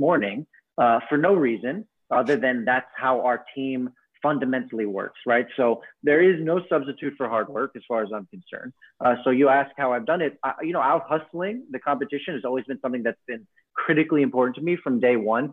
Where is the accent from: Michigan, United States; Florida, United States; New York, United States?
New York, United States; New York City; I have a sense of pride having been being a native New Yorker and having been born on the island of Manhattan